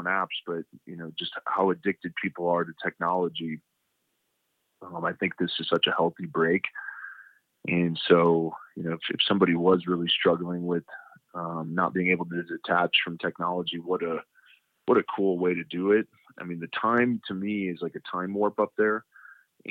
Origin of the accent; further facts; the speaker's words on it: Cleveland, Ohio, United States; also born or lived in Michigan; now in Colorado Springs, United States; I grew up in Cleveland, Ohio